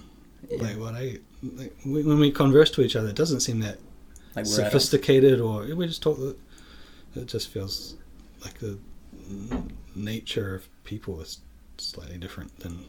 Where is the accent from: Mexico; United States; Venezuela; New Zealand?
New Zealand; Dunedin, Otago; Dunedin is my hometown, and it's like the south of New Zealand, and when I was a kid there, I thought it was like a big city, but it's not. It's like a 100,000 people town.